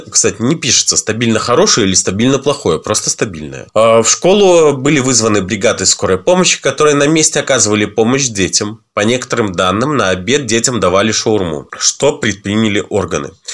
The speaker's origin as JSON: {"language": "Russian", "country": "Belarus", "said": "в нашей стране"}